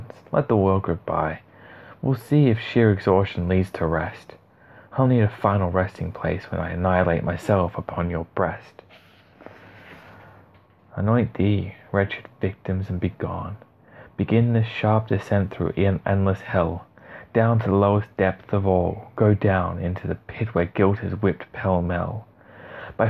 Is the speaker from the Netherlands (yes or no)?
no; Australia; I am an Aussie